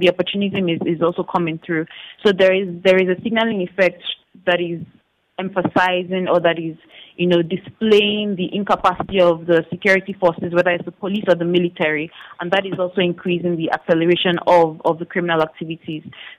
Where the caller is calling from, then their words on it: Abuja, Federal Capital Territory, Nigeria; And actually, I'm joining from Abuja. I'm in Abuja presently.